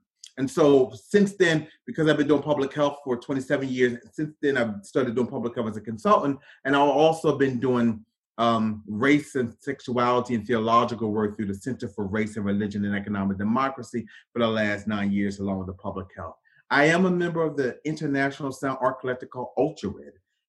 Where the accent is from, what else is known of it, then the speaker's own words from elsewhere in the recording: Camden, New Jersey, United States; I am originally from Camden, New Jersey. Camden is a small inner city across the bridge from Philadelphia, Pennsylvania. My trajectory about Camden is that it's hood.